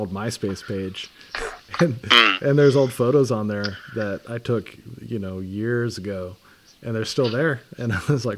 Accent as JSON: {"language": "English", "town": "San Francisco", "region": "California", "country": "United States", "tie": "born or raised there", "said": "I grew up near the Redwoods in San Francisco"}